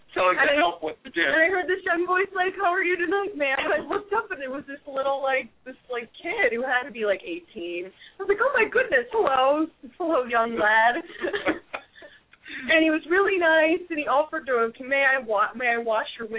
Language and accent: English; Tabernacle, New Jersey, United States; born or raised there